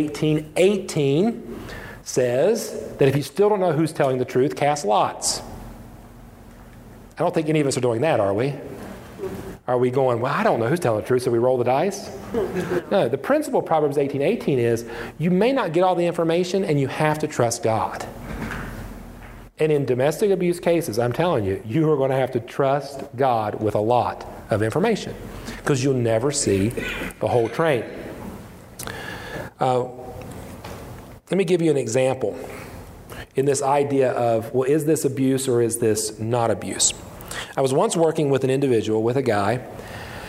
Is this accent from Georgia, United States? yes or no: no; West Virginia, United States; moved away; also born or lived in Indiana; I grew up in West Virginia.